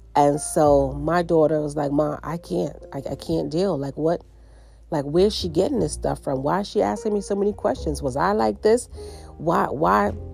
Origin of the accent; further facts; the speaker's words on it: United States; most of my family, they were in the islands, and I grew up in the States. And so my brothers were born in the island. I was the only one born in the States.